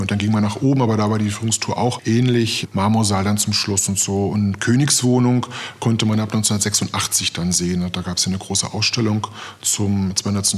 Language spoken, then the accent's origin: German; Potsdam, Brandenburg, Germany; Ich bin auch gebürtiger Potsdamer